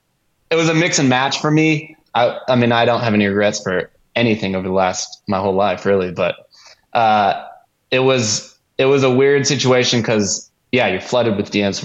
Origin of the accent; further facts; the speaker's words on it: Tulsa, Oklahoma, United States; moved away as an adult; also born or lived in Los Angeles / San Diego / Utah; I'm from Tulsa, Oklahoma